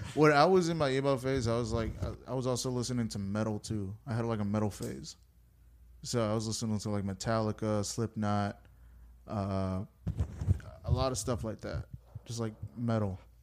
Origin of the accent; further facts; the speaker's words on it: United States; I was born in America. I went to school in America. I grew up in America